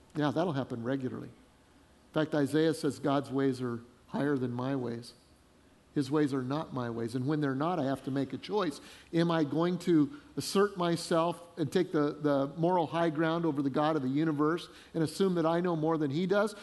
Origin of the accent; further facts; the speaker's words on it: Denver, Colorado, United States; moved away as an adult; also born or lived in Fort Collins, Colorado / Freeport, Illinois; now in South Carolina, United States; I grew up in Denver